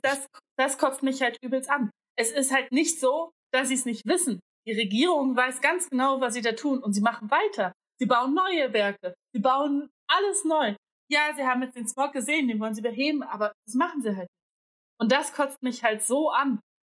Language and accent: German; Greece; now in Berlin, Germany; ich bin Griechin